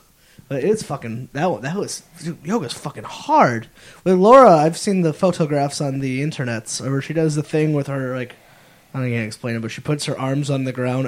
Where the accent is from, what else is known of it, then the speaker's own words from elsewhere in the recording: New England, United States; Growing up in New England